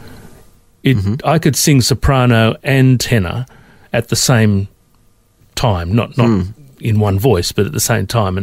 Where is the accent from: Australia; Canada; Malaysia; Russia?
Australia; Sydney, New South Wales; now in Melbourne, Australia; I grew up in Sydney